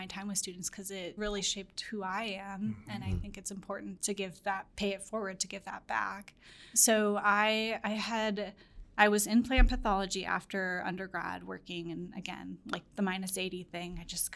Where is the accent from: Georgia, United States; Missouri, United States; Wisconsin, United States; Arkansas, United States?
Missouri, United States; St. Louis; moved away as an adult; also born or lived in Minnesota; I'm from St. Louis